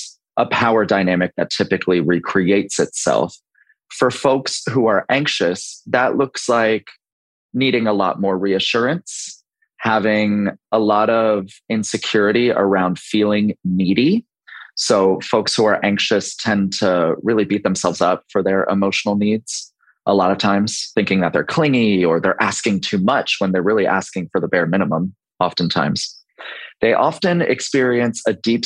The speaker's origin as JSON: {"language": "English", "town": "Baltimore", "region": "Maryland", "country": "United States", "moved": "yes", "lives_now": "Charleston, United States", "said": "I'm 35 and I'm located in Charleston, South Carolina, but originally from Baltimore, Maryland."}